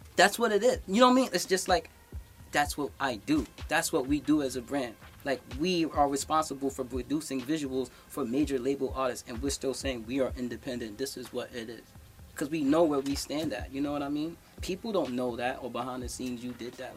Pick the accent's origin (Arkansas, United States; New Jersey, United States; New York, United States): New York, United States; New York City; I'm from the Bronx. This is where hip hop started, and as a Bronxite